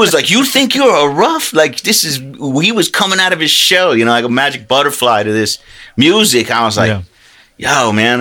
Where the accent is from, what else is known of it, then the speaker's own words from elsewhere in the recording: Lakeland, Florida, United States; moved away; I came from Central Florida, Lakeland